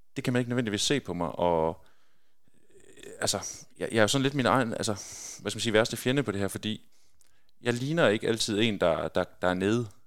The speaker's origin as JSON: {"language": "Danish", "town": "Skjern", "region": "Central Denmark Region", "country": "Denmark", "tie": "born or raised there", "also_born_or_lived": "Belgium", "moved": "yes", "said": "når man er født og opvokset i Skjern og spiller håndbold i, i Skjern håndbold hele sin, sin ungdomsår"}